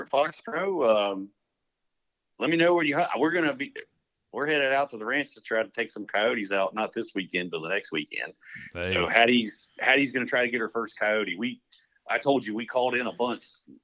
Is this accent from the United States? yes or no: yes; United States; I'm American.